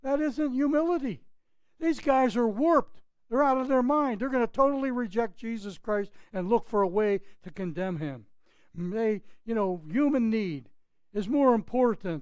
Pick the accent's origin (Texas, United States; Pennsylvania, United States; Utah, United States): Pennsylvania, United States; just outside of Pittsburgh; moved away; My hometown in just outside of Pittsburgh was like 2,000, 3,000 people.